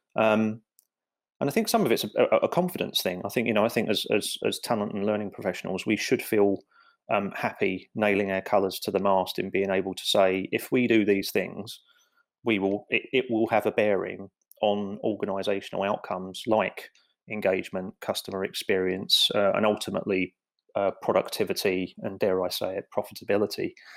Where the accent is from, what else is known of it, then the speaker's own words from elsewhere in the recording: London, United Kingdom; I grew up in the East End of London